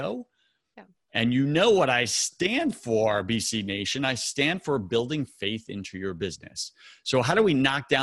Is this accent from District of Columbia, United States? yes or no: no; New York, United States; now in Tampa, United States; I'm from New York